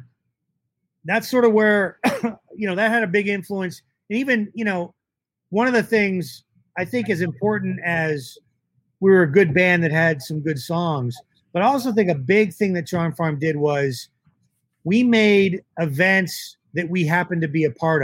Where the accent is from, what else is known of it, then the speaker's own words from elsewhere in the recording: Orlando, Florida, United States; moved away as an adult; also born or lived in Boston / Detroit; I grew up in Florida